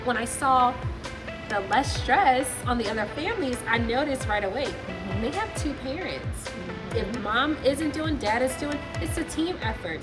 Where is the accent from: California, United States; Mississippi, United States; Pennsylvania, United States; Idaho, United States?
California, United States; now in Atlanta, United States; We're from California